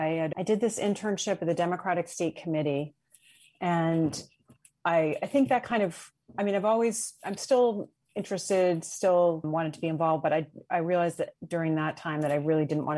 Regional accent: Cambridge, Massachusetts, United States; also born or lived in Duxbury, Massachusetts / Boston, Massachusetts; I had grown up in the Cambridge area.

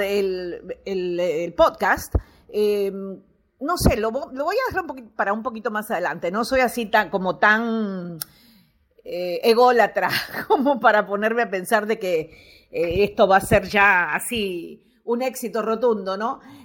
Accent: Uruguay; moved away; estar de regreso acá en mi país, en el país que me vio nacer

